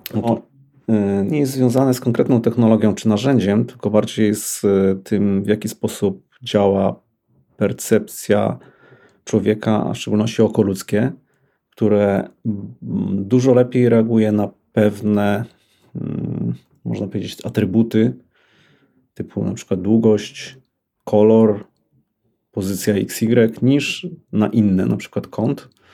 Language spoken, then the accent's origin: Polish; Lublin, Lublin Voivodeship, Poland; also born or lived in Bydgoszcz; now in Warsaw, Poland; Urodziłem się w Bydgoszczy, wychowałem się w Lublinie